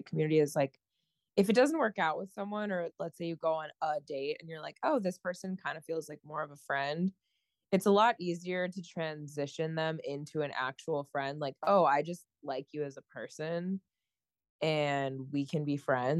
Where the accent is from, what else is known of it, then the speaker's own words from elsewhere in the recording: a small town in the Midwest, United States; now in New York, United States; I'm from a small town in the Midwest.